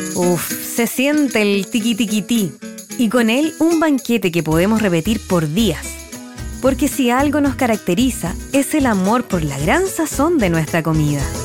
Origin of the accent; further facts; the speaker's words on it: Chile; como chilenos lo disfrutamos